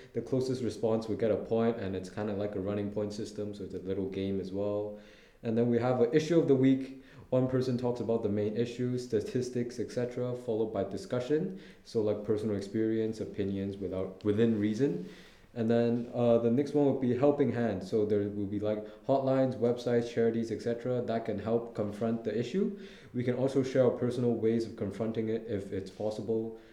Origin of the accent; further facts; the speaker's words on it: Hong Kong; I'm from Hong Kong.